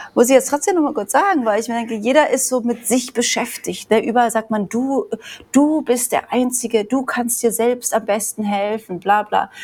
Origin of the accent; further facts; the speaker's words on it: Germany; moved away; also born or lived in Australia / Vanuatu / Bali; man ja aus Deutschland kommt